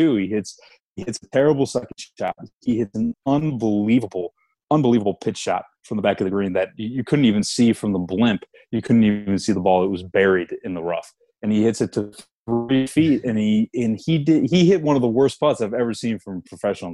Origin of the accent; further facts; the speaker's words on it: Ireland; I'm Irish